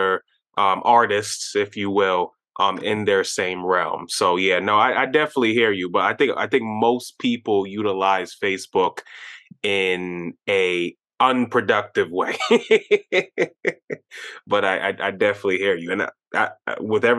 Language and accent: English; New York, United States; growing up in New York, you know, I had quite a bit of Jamaican, Trinidadian, Indian